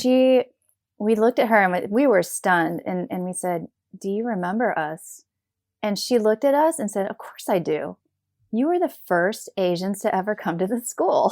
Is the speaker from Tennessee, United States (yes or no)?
yes; Knoxville, Tennessee, United States; moved away; I grew up in Knoxville, Tennessee